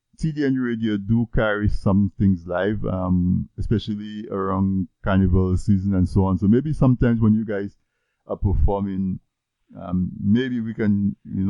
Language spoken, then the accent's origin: English; Dominica; moved away; I grew up in Dominica in the 70s, early 80s